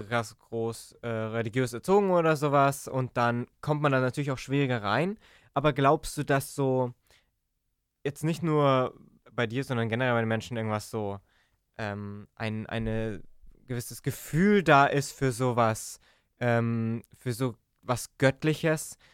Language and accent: German; Germany